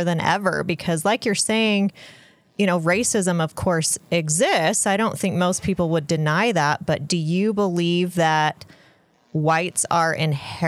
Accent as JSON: {"language": "English", "region": "Utah", "country": "United States", "tie": "born or raised there", "said": "I grew up essentially in Utah"}